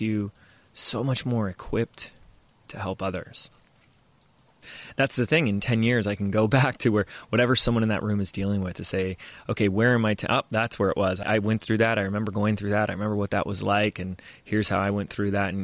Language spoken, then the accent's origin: English; Laguna Beach, California, United States; my hometown, where I was born, where I was raised, where I live now, Laguna Beach